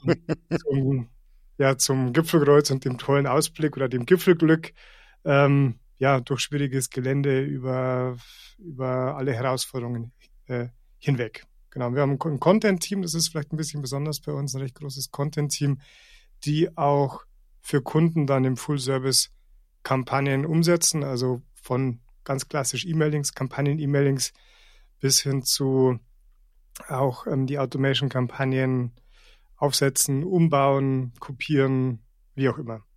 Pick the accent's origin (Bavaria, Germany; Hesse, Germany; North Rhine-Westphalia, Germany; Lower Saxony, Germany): Bavaria, Germany; Rosenheim; ich, ich bin hier aufgewachsen und ähm, bin hier immer wieder zurückgekommen